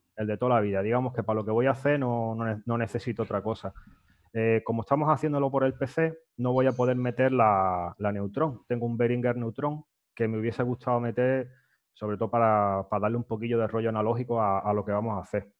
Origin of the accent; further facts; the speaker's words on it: Fuengirola, Andalusia, Spain; yo soy de Fuengirola y allí en, mi barrio, en los boliches, pues nos íbamos los fines de semana, ya esto con 14, 15